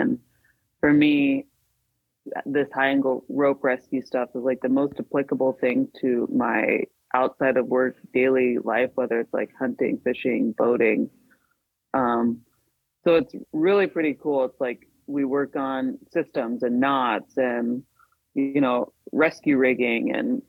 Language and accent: English; Alaska, United States; I'm from Alaska. I work for a local fire department up here. And avid outdoorsman, I'd say, but born and raised up here.